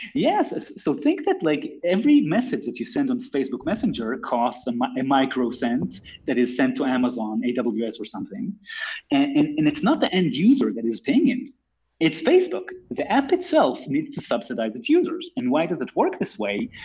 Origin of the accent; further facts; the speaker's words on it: Israel; also born or lived in United States; I'm born and raised in Israel, although I lived in the US for a couple of years.